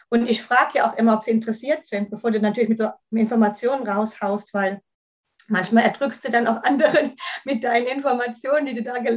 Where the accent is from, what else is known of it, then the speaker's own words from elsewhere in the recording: Kaiserslautern, Rhineland-Palatinate, Germany; ich komme aus Kaiserslautern, da wo der Betze jetzt in der dritten Liga ist